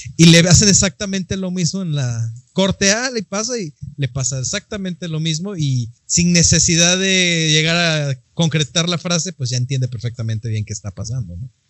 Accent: Mexico; yo ya soy bien mexicano y bien nopal

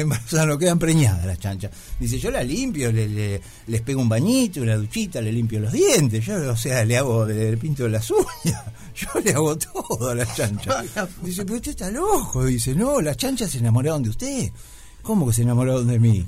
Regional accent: Mar del Plata, Buenos Aires Province, Argentina; moved away; yo vengo de Mar del Plata

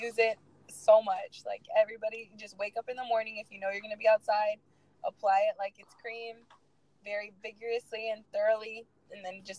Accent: Texas, United States; I'm from Texas.

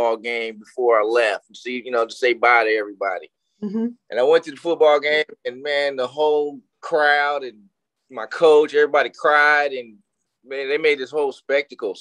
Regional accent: Texas, United States; I was a kid from Texas

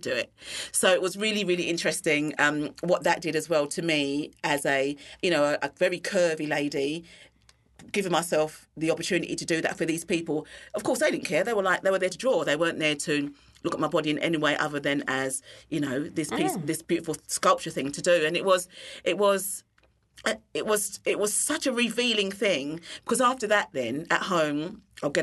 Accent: London, United Kingdom; moved away as an adult; now in Christchurch, New Zealand; I was born and bred in London.

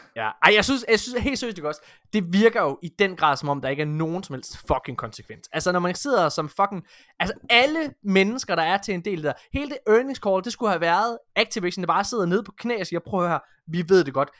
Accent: Denmark

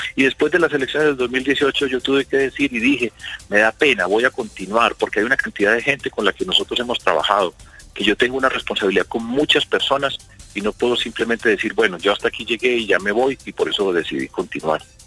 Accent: Medellín, Antioquia, Colombia; en mi ciudad, en Medellín

